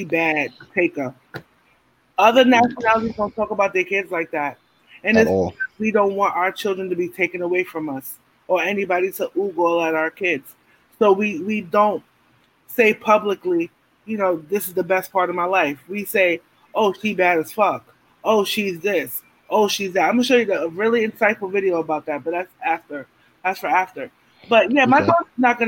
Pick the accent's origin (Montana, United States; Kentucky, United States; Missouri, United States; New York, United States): New York, United States; New York City; I'm from Brownsville